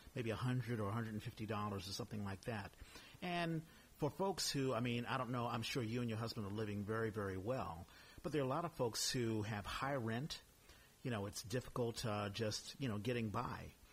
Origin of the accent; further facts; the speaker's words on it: United States; being an American